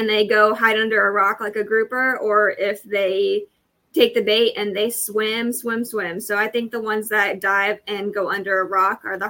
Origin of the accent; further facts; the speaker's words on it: Florida, United States; born and raised in Florida